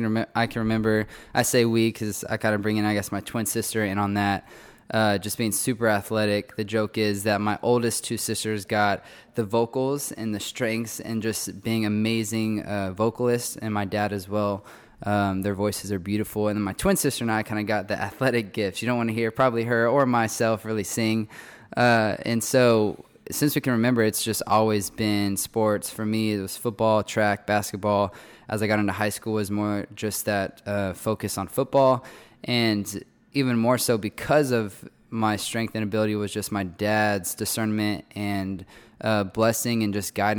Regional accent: College Station, Texas, United States; but I grew up around Texas A&M because my oldest sister went here

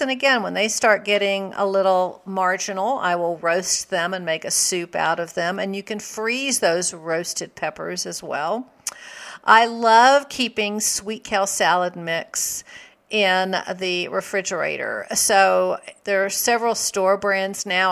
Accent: the South, United States; I grew up in the South.

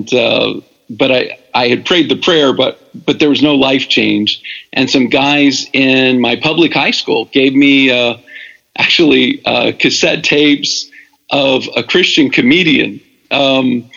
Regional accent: Virginia Beach, Virginia, United States; moved away as an adult; also born or lived in Lynchburg, Virginia / Sun Valley, California / Louisville, Kentucky; now in Atlanta, United States; Jeff and I grew up in Virginia Beach together

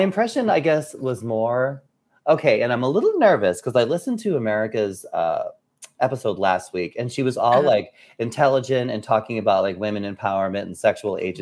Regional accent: New Hampshire, United States; moved away as an adult; also born or lived in New York City, United States; now in Washington, D.C., United States; I am from New Hampshire

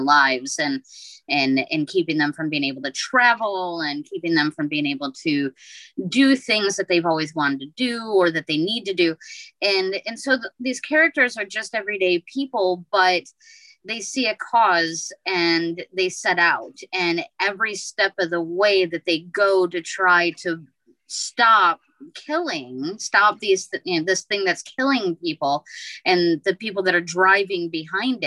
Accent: Midwest, United States; I grew up in the Midwest

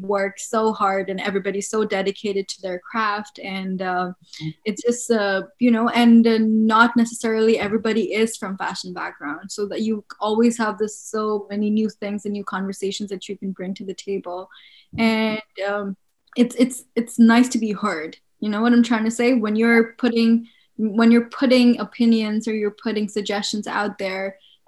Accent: Bangladesh; I'm from Bangladesh.

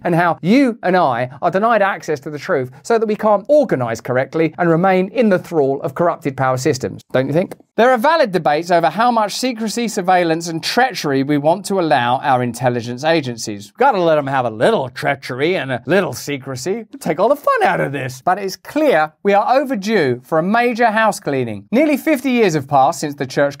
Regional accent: United Kingdom; I'm British

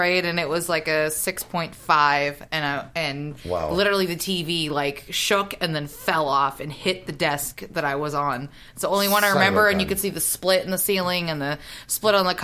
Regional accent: Seattle, Washington, United States; now in Las Vegas, United States; I live in Vegas and I'm from Seattle

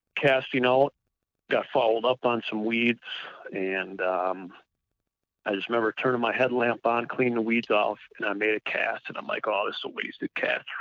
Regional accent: Milwaukee, Wisconsin, United States; moved away as an adult; I was born and raised down in the Milwaukee area before I moved north in 97.

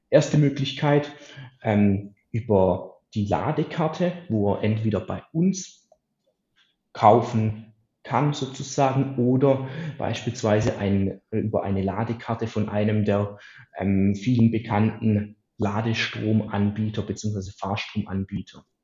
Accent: Baden-Württemberg, Germany; für mich als Schwabe natürlich immer das Schlimmste

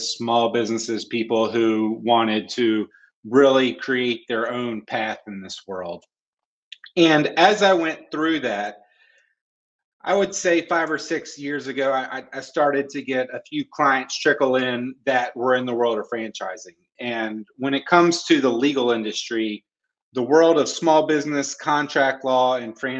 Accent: North Carolina, United States; I was born in North Carolina, born and raised, so I'm a Tar Heel fan

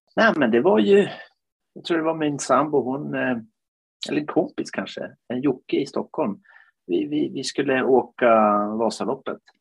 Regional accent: Finland; now in Piteå, Sweden; Jag är ju född i Finland

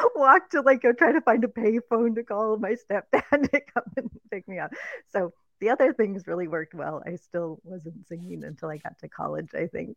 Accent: Minnesota, United States; moved away; also born or lived in Palm Springs, California; I was born in Minnesota and I was there until the age of two

